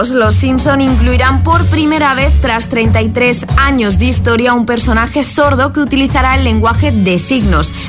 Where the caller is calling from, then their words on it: Valencia, Valencian Community, Spain; Muy buenos días, agitadores. … de Valencia